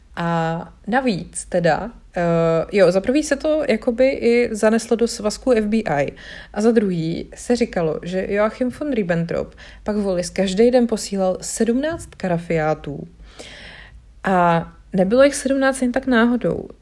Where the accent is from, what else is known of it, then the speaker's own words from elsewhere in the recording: Bohemia, Czechia; my tady u nás v Čechách